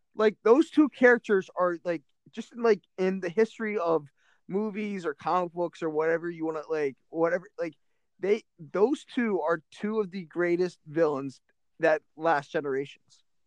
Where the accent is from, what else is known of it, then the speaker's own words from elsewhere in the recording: United States; I'm not Irish. I'm from Irish descent, but I'm American